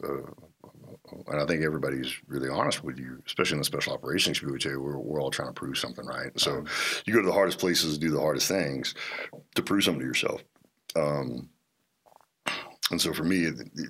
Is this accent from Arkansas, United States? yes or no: yes; Little Rock, Arkansas, United States; I grew up in Arkansas. I grew up in Little Rock.